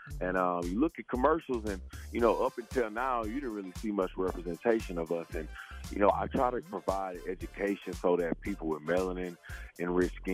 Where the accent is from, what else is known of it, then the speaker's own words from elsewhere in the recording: the South, United States; being a black man and seeing my beautiful black mother and, you know, all of the different shades of black growing up in the South.